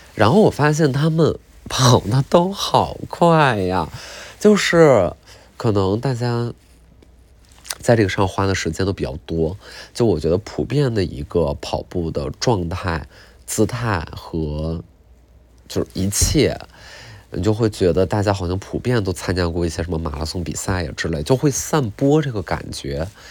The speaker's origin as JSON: {"language": "Chinese", "country": "China", "said": "我中国人"}